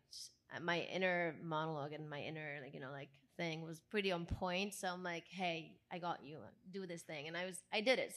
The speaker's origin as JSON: {"language": "English", "country": "Italy", "second_language": "English", "moved": "as an adult", "lives_now": "Los Angeles, United States"}